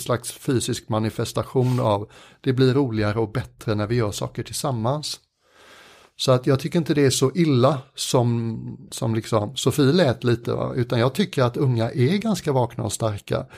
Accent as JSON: {"language": "Swedish", "country": "Sweden", "said": "som många svenskar"}